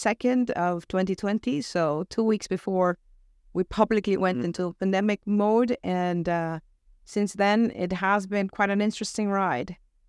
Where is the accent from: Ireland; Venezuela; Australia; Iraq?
Venezuela; accent: American; also born or lived in United States; now in United Kingdom; I mean, I'm originally from Venezuela, so I may have lost my accent along the way because I picked up the American accent where I lived for many years. And now I've been in the UK for the last 15